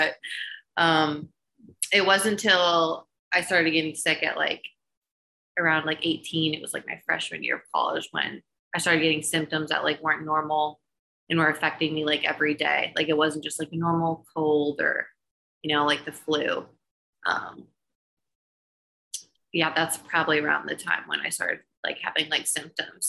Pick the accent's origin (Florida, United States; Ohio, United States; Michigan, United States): Ohio, United States; Middleburg Heights; born or raised there; moved away as an adult; now in Charlotte, United States